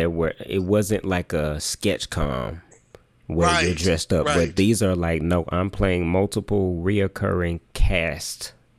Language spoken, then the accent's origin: English; Jackson, United States; growing up in Jackson